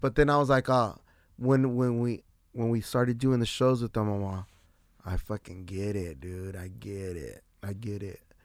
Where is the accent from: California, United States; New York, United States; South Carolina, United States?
California, United States; San Diego; I'm from San Diego, wherever I'm at.